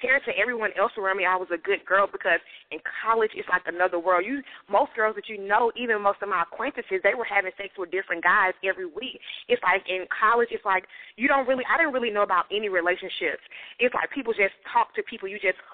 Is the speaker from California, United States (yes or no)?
no; Atlanta, Georgia, United States; I was born and raised in Atlanta, Georgia.